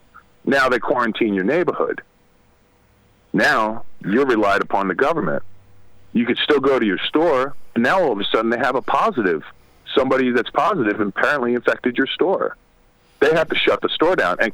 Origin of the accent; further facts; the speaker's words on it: New York City, New York, United States; moved away; also born or lived in Ridgewood, Queens; I'm originally from Brooklyn